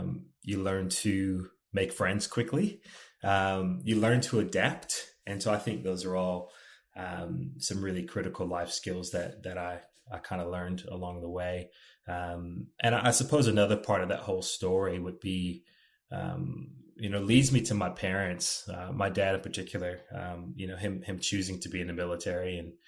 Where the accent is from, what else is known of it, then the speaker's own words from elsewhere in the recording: East Coast, United States; So whenever people ask me, where are you from? I have a really hard time answering the question. I can tell you where my parents live today. I can tell you where I lived, but where am I from? Probably the best answer would be the East Coast of the United States.